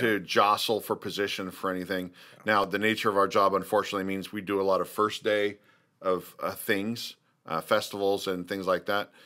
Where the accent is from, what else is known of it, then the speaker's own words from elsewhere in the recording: Kansas City, United States; I'm from Kansas City area.